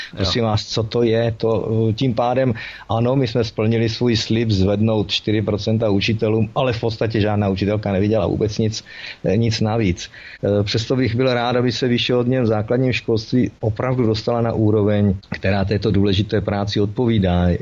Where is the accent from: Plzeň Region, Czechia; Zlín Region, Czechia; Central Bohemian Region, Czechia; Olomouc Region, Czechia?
Olomouc Region, Czechia; Olomouc; jsem rodilý Olomoučák